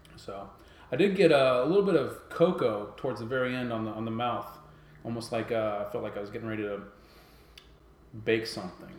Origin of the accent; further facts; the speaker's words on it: West Coast, United States; moved away; I'm originally from the West Coast